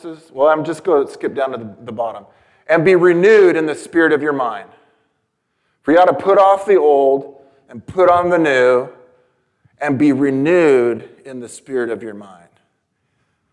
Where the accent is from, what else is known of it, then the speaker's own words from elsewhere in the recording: San Diego, California, United States; I was born in San Diego, California.